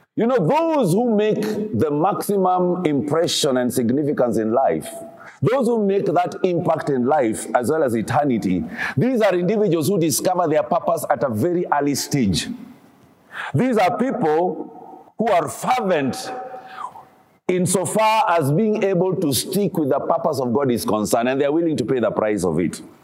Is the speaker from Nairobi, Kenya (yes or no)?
no; Kisumu, Kisumu County, Kenya; I grew up in Kisumu.